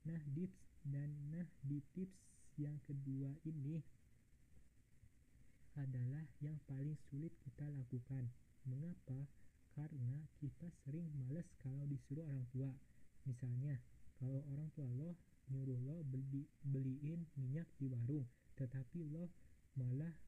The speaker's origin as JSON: {"language": "Indonesian", "town": "Bandung", "region": "West Java", "country": "Indonesia", "tie": "born or raised there", "said": "Gue asli dari Bandung"}